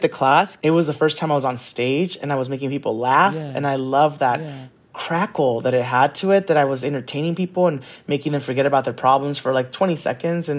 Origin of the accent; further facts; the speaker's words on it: San Gabriel, California, United States; also born or lived in Orange County, California; I grew up in Orange County and then in San Gabriel